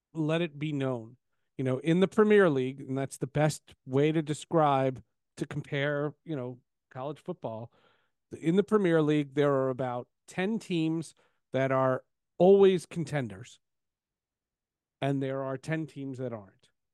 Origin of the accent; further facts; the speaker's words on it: Northeast, United States; I grew up in the Northeast